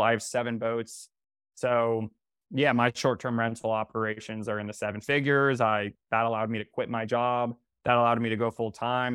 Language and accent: English; North Carolina, United States; moved away as an adult; now in New York City, United States; I'm from North Carolina